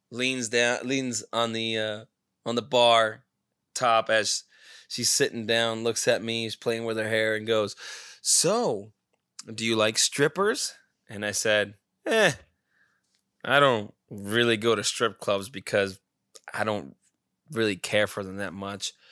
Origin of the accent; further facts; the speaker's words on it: Scottsdale, Arizona, United States; we did say yeah we're from Scottsdale area